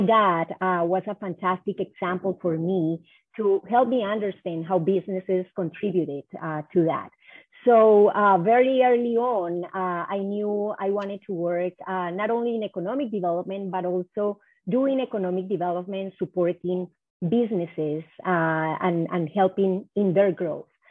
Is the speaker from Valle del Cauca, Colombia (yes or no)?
yes; Cali, Valle del Cauca, Colombia; moved away as an adult; also born or lived in New York, United States; now in Minnesota, United States; I'm from Cali, Colombia